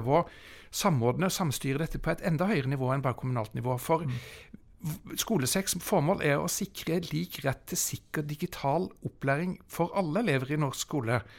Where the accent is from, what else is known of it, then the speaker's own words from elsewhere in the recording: Bærum, Akershus, Norway; i Bærum også, der jeg kommer fra.